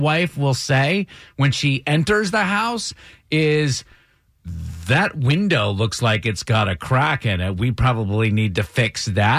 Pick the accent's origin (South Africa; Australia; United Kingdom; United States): United States; Brattleboro, Vermont; moved away; my hometown where I was born, Brattleboro, Vermont